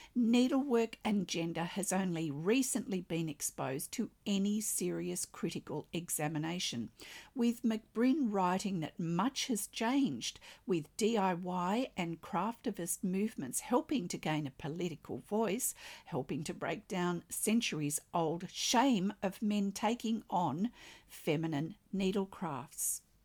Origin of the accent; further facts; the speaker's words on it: Australia; I'm an Australian textile artist